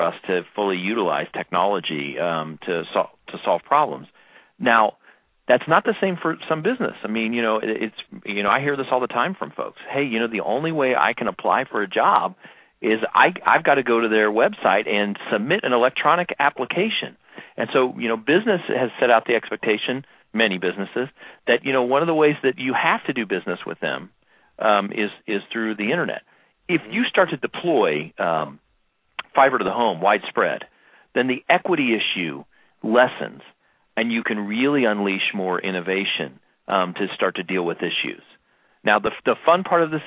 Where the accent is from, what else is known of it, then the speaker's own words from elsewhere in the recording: Kansas City, Kansas, United States; when I was growing up in Kansas City, Kansas